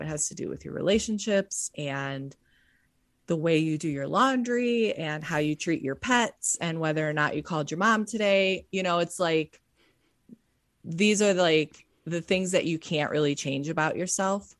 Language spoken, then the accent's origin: English; Cleveland, Ohio, United States; I grew up in Cleveland, Ohio